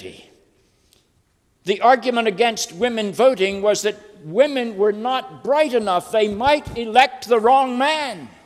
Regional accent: North Carolina, United States; I'm a child of the South. I grew up in the Bible Belt of North Carolina.

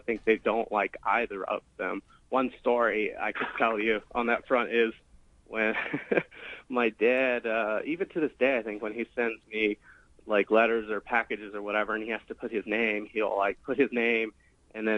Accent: Texas, United States; I grew up lower class in Texas

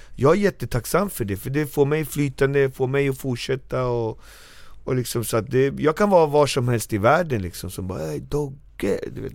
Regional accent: Norsborg, Stockholm County, Sweden; jag kommer från Marby, uppväxt och fostrad där

